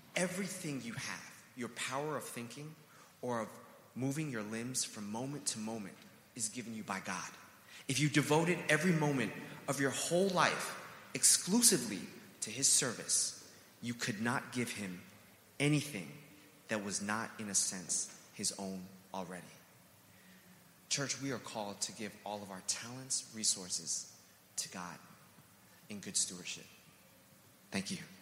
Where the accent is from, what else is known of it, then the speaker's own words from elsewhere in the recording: New York City, New York, United States; growing up on Roosevelt Island